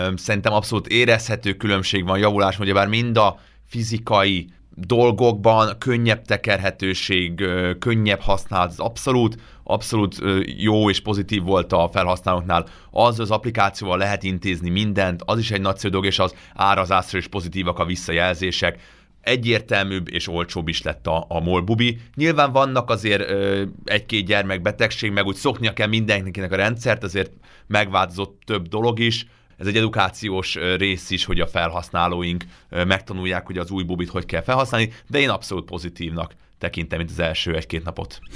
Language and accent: Hungarian; Budapest, Hungary; még Budapesten nőttem fel